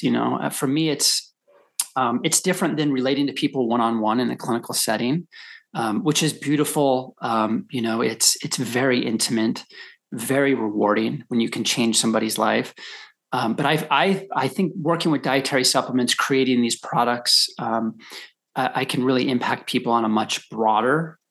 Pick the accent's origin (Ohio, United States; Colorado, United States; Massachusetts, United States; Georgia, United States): Colorado, United States; I grew up in Colorado